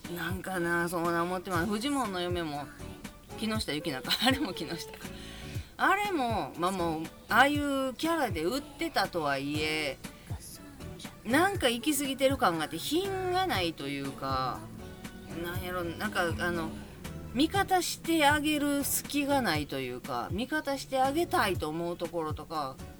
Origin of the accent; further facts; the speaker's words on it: Kobe, Hyogo, Japan; now in Yokohama, Japan; 私神戸なんですけど実家兵庫県